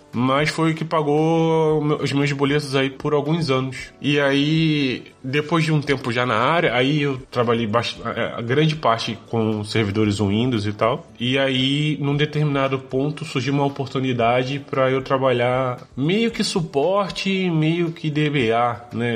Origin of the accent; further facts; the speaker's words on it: Nova Friburgo, Rio de Janeiro, Brazil; moved away as an adult; now in Braga, Portugal; Eu sou de uma cidade que se chama Nova Friburgo, é da região serrana do Rio